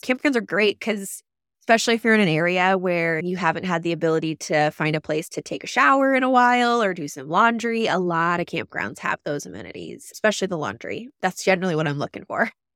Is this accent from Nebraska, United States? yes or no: yes; Lincoln, Nebraska, United States; moved away; my hometown in Lincoln